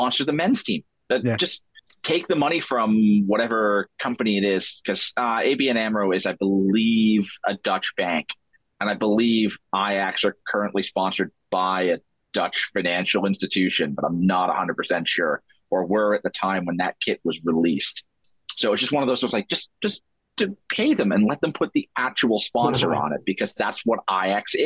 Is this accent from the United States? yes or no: no; Sheffield, Yorkshire and the Humber, United Kingdom; My hometown club, Sheffield United, Laver, which is a timber company in Sheffield